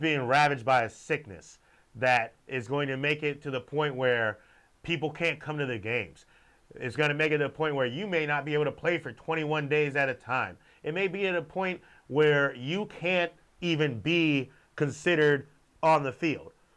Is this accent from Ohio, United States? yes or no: no; Gainesville, Florida, United States; I'm from Gainesville.